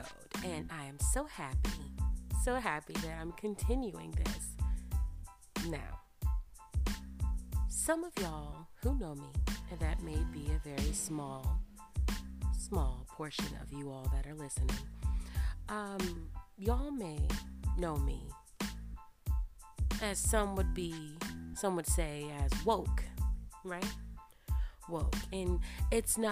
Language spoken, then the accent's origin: English; United States; we were born here in America